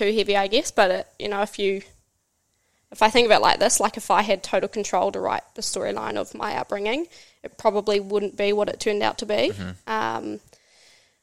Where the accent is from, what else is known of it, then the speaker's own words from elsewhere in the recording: Hamilton, Waikato, New Zealand; also born or lived in Whangarei, New Zealand / Hikurangi, New Zealand; moved to Hamilton, grew up there.